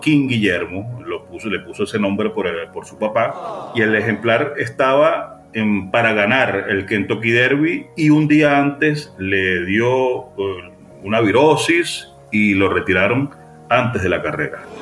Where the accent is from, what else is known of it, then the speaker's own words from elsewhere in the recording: Venezuela; como buen venezolano